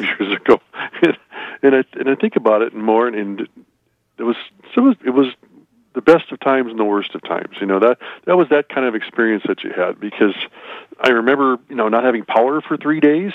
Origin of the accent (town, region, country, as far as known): South Dakota, United States